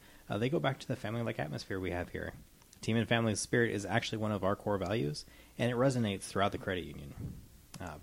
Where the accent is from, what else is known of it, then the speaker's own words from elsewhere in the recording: Clatskanie, Oregon, United States; moved away as an adult; also born or lived in Portland, Oregon / California / Hawaii; So I grew up in Klatskanai. I graduated from Klatskanai High School